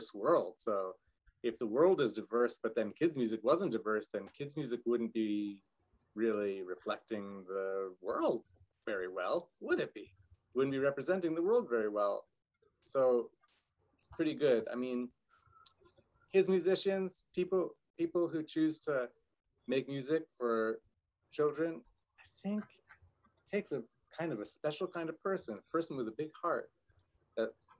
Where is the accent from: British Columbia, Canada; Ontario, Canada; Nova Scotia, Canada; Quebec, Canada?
British Columbia, Canada; Vancouver; also born or lived in New York, United States; I was actually born in America. I was born in New York. I mean, I moved to Canada as a boy